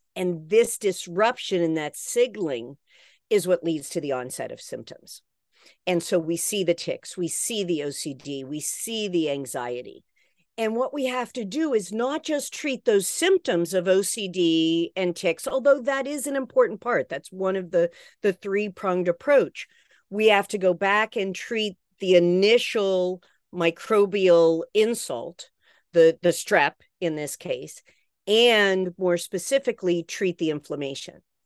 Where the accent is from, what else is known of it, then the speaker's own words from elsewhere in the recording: West Virginia, United States; where I grew up in West Virginia, we sent canaries into the coal mine